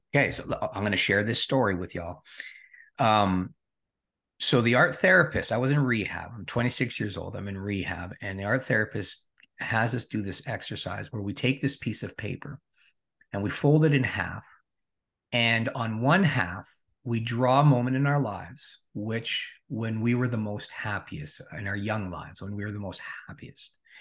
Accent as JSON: {"language": "English", "town": "Regina", "region": "Saskatchewan", "country": "Canada", "tie": "born or raised there", "said": "Born and raised in Regina, Saskatchewan."}